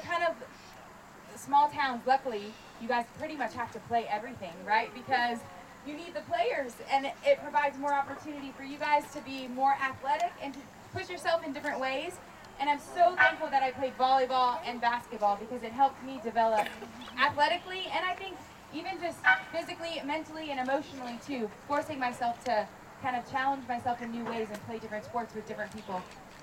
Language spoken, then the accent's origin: English; Southern California, United States; also born or lived in Arizona; All of my roots are from small town Iowa, even though I grew up in Southern California.